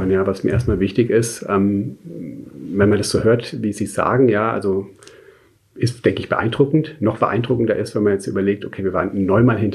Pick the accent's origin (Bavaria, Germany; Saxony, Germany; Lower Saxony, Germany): Bavaria, Germany; Munich; now in Stuttgart, Germany; Aber in meinem Herzen, in dem Sinn, ist wirklich München ist so meine Heimat, ja.